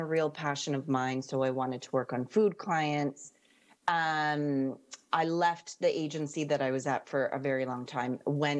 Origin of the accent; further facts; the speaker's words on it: Canada; moved away as an adult; now in London, United Kingdom; clearly I'm Canadian. Not American.